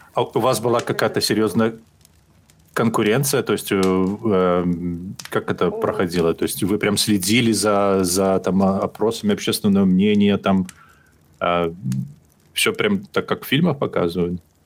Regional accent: Belarus; я из, я из Беларуси

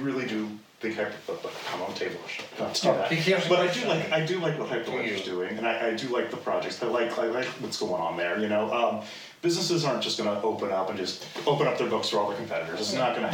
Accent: United States; I'm American

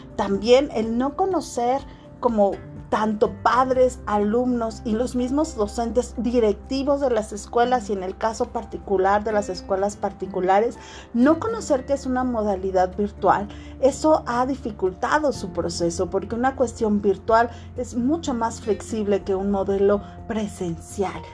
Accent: Mexico

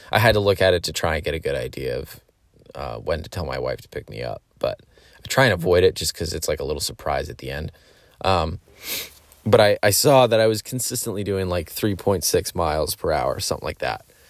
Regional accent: Pennsylvania, United States; I grew up in Pennsylvania

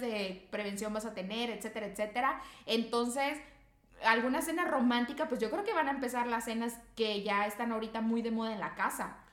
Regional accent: Monterrey, Nuevo León, Mexico; acá nosotros somos de Monterrey, Nuevo León

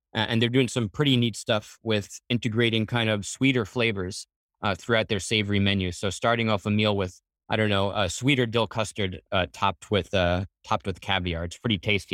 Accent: Floral Park, New York, United States; also born or lived in Hell's Kitchen, New York City; I grew up in Floral Park

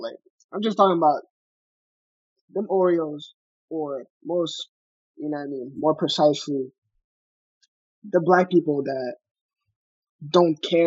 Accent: Montreal, Quebec, Canada; we're from Montreal

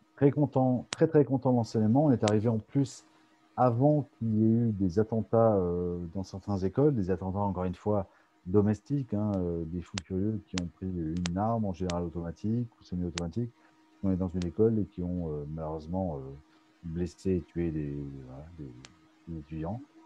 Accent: France; now in United States; on est français

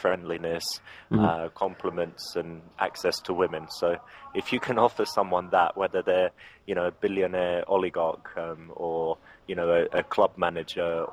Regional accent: England, United Kingdom; accent: English; I'm English.

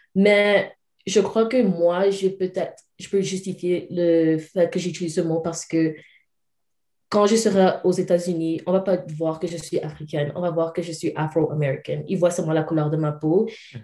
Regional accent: Calgary, Alberta, Canada; also born or lived in Cameroon; en grandissant ici au Canada

